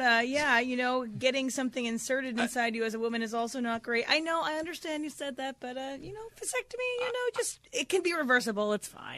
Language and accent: English; Washington, District of Columbia, United States; I grew up in the Washington D.C. area